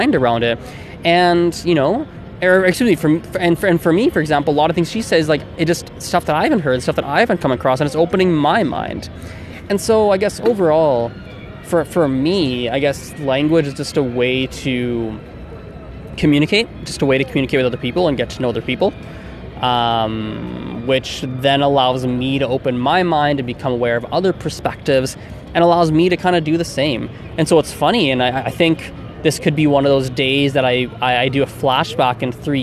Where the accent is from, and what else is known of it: Canada